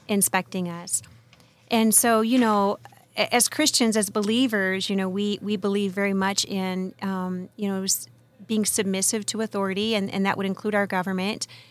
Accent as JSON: {"language": "English", "region": "West Virginia", "country": "United States", "moved": "as an adult", "lives_now": "California, United States", "said": "I'm originally from the hills of West Virginia."}